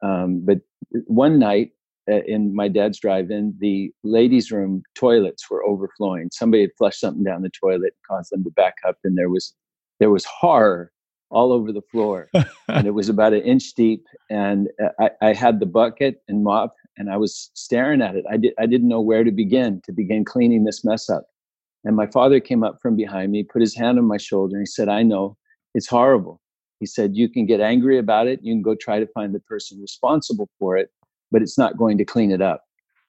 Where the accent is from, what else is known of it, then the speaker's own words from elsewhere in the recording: Utah, United States; also born or lived in California; when I was born in California, we were surrounded by cherry trees and watermelons and cantaloupes and tomato fields. And when we moved to Utah, it was a lot of fruit trees, apricots and apples and pears.